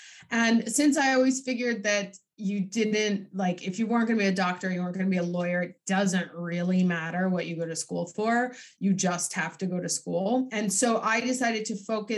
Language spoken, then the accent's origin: English; New York City, New York, United States; moved away as an adult; now in Milan, Italy; I grew up on the Lower East Side in Alphabet City